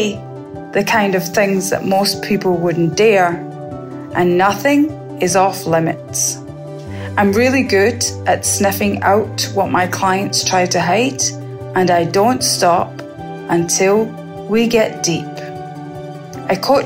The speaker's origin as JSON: {"language": "English", "region": "Scotland", "country": "United Kingdom", "tie": "born or raised there", "moved": "yes", "lives_now": "Barbados", "said": "I was born in Scotland and I now live in Barbados."}